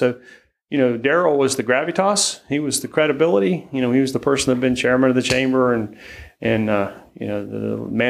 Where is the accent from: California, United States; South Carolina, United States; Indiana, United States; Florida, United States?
South Carolina, United States; Charleston; now in Greenville, United States; I grew up in Charleston, lived in Greenville for 36 years